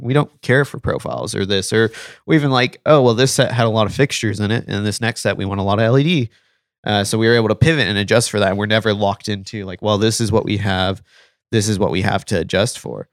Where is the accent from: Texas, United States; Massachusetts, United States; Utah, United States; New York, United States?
Texas, United States; South; I was born in Texas, uh, spent most of my life in South Texas